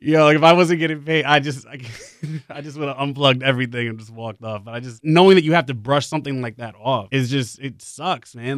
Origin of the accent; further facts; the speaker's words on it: New York City, New York, United States; moved away as an adult; I'm from the Bronx. Like, Like, you know, I grew up there